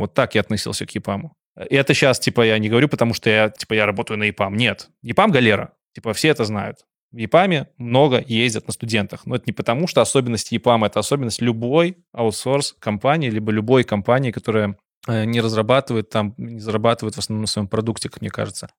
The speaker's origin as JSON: {"language": "Russian", "country": "Belarus", "said": "как белорус"}